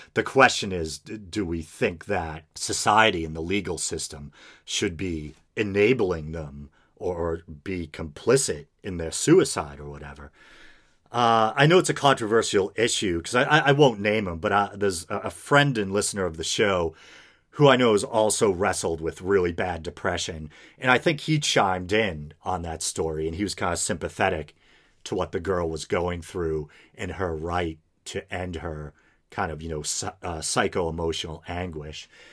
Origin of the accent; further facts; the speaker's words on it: United States; as an American